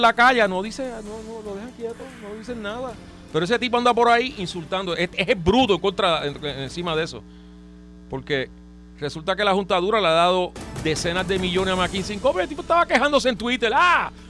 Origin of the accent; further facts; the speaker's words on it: Trujillo Alto, Puerto Rico; yo soy de Trujillo Alto